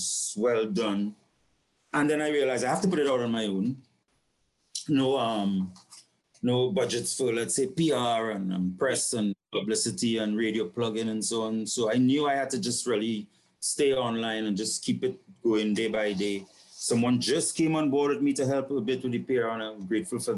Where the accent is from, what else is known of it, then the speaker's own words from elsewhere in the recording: San Fernando, Trinidad & Tobago; now in Port of Spain, Trinidad and Tobago; I was born and grew up in San Fernando, which is the south